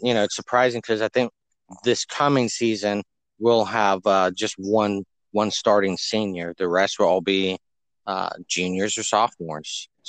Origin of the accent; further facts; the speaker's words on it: Ocala, Florida, United States; Born and raised in Ocala, Florida. 30 minutes from the swamp, diehard Gator fan.